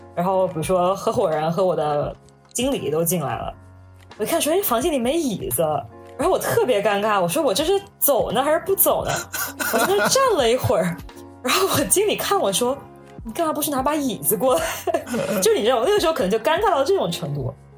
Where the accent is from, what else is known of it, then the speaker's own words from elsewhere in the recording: Hangzhou, Zhejiang, China; moved away as an adult; now in New York, United States; 我虽然家里就是都不是杭州人，但我从小是杭州长大的